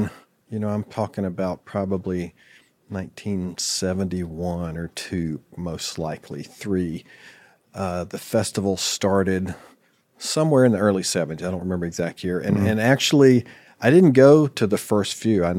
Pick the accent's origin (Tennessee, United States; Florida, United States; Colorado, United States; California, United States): Florida, United States; Palatka; I was born and raised in Palatka, Florida